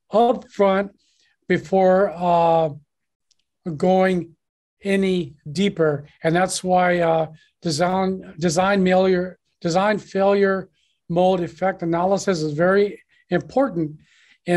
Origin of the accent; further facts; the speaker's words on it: United States; moved away as an adult; now in Guangzhou, China; I'm an American. I've been here for 22 years